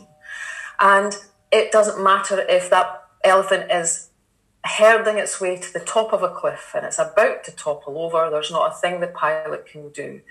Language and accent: English; Kinross, Scotland, United Kingdom; I was born and brought up in Kinross in a council estate